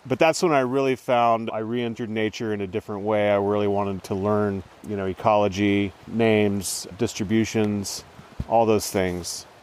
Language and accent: English; Lewiston, California, United States; until I was 18, the Klamath Mountains were the only place I really knew. I mm. grew mm. up here in a small town on the Trinity River